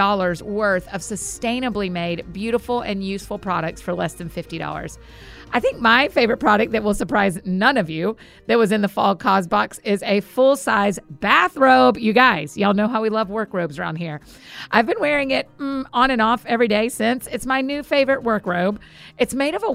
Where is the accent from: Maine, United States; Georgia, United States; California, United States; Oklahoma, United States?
Georgia, United States; Marietta; I grew up in Marietta, Georgia. And lived in Georgia most of my life, went to the University of Georgia